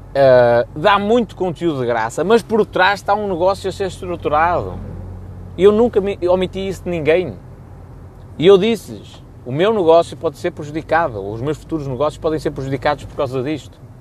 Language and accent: Portuguese; Rebordosa, Norte, Portugal; eu sou de Robordosa